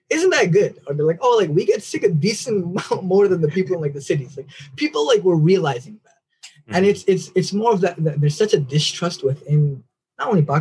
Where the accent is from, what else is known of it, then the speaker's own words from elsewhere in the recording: United States; I know I'm American born